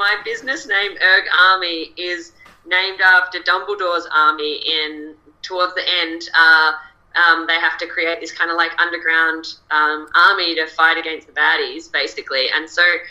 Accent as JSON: {"language": "English", "country": "Australia", "accent": "Australian"}